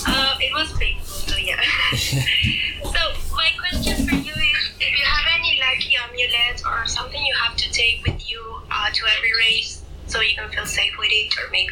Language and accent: English; Uruguay; I'm from Uruguay.